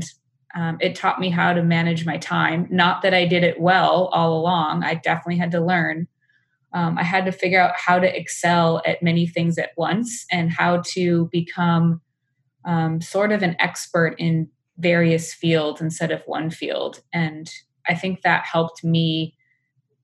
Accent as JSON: {"language": "English", "area": "small town outside of Madison", "region": "Wisconsin", "country": "United States", "tie": "born or raised there", "moved": "as an adult", "lives_now": "San Francisco, United States", "said": "I grew up in suburban America in a small town outside of Madison, Wisconsin"}